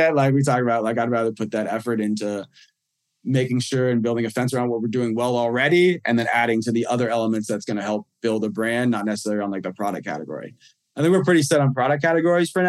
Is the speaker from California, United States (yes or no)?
no; New York, United States; moved away; also born or lived in Florida; we're in my home state of New York